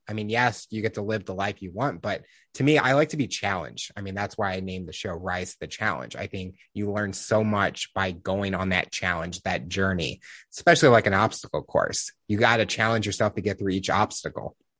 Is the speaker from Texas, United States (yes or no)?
no; St. Louis, Missouri, United States; Growing up in Saint Louis, we had the Rams